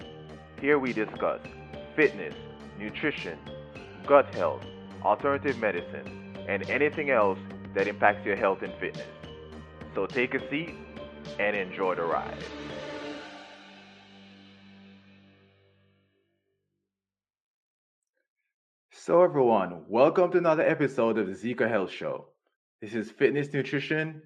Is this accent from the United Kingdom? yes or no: no; Jamaica; now in United States; when I was growing up in Jamaica